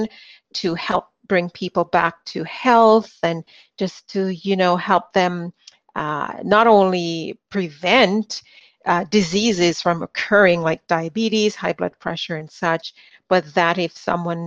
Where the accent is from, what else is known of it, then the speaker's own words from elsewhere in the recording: Jamaica; moved away; Being born in the Caribbean, I was born in Jamaica